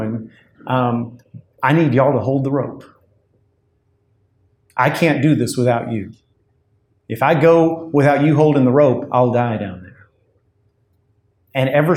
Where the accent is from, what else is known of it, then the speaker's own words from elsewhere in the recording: United States; being an American